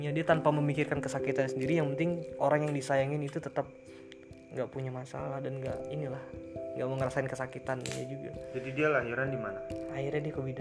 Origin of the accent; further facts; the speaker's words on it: Depok, West Java, Indonesia; Depok juga yes gue acir gua orang Depok keren keren